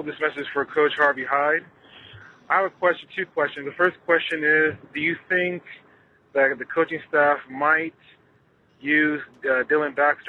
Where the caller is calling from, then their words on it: Saudi Arabia; I'm calling from Saudi Arabia. I'm a Trojan fan and Trojan alum.